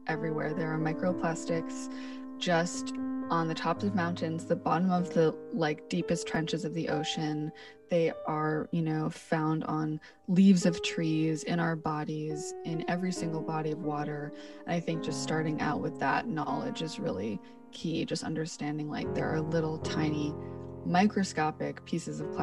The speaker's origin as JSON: {"language": "English", "town": "New York City", "region": "New York", "country": "United States", "tie": "born or raised there", "said": "I'm born and raised in Brooklyn"}